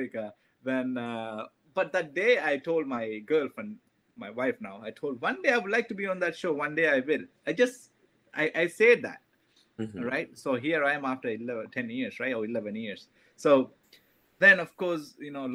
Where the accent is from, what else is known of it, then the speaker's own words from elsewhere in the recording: Sri Lanka; English is a second language; moved away as an adult; now in United States; how I grew up back in Sri Lanka